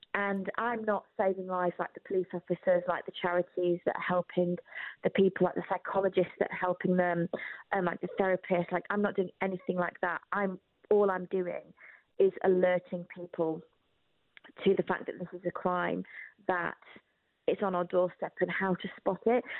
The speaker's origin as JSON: {"language": "English", "country": "United Kingdom", "tie": "born or raised there", "said": "I didn't grow up in Albania, I grew up in Britain"}